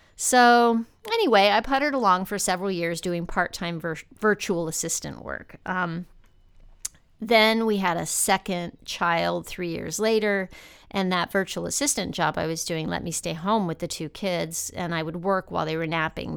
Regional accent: El Paso, Texas, United States; moved away as an adult; also born or lived in Denver / New York City; my hometown in El Paso, Texas

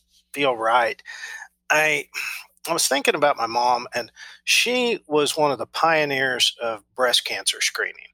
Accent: Enid, Oklahoma, United States; live in my hometown, which is Enid, Oklahoma, which is just an overgrown prairie town.

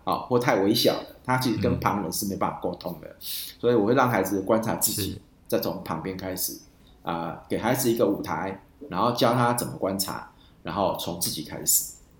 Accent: Dajia, Taichung, Taiwan; 我是大甲人，你知道我们大甲最有名是正南宫嘛

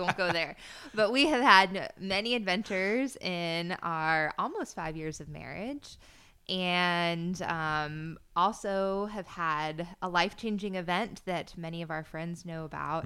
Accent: Florida, United States; born or raised there; moved away as an adult

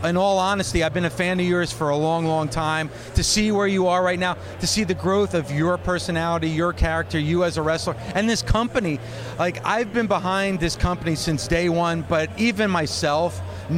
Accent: Hawthorne, New Jersey, United States; moved away; I'm originally from Hawthorne, right by Bergen County

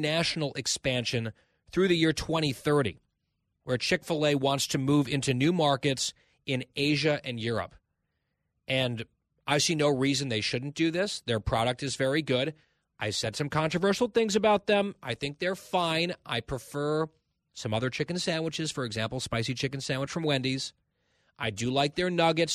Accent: East Coast, United States; I'm from the East Coast

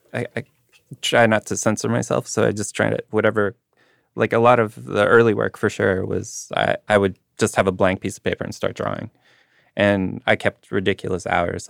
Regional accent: Winnipeg, Manitoba, Canada; growing up in Winnipeg

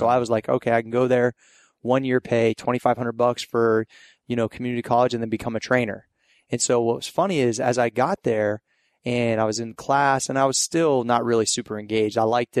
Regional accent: Steubenville, Ohio, United States; Yeah, like Southeast Ohio. Okay. I'm from the Steubenville, Caddis, like Ohio Valley area.

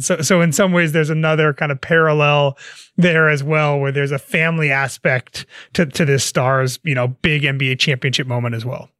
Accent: New Jersey, United States; growing up in New Jersey

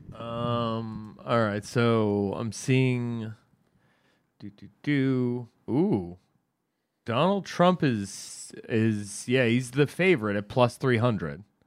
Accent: United States; as the American taxpayers

